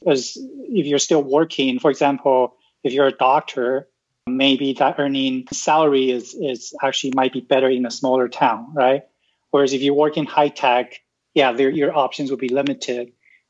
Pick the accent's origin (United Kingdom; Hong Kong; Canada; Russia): Canada; Vancouver, British Columbia; So I'm from Canada, so we live in Vancouver, which is one of the most expensive cities in the world.